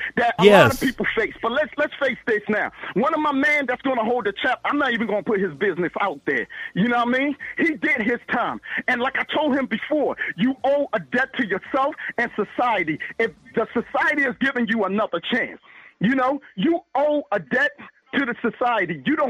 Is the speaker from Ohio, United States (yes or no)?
no; Baltimore, Maryland, United States; Come on now, I'm from Baltimore City. I deal with this shit every day.